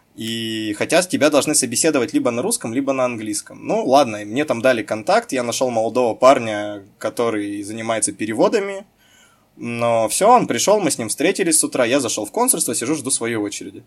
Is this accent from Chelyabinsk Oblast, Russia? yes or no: yes; Chelyabinsk, Chelyabinsk Oblast, Russia; moved away as an adult; Я, закончив замечательную школу города Челябинска, гимназию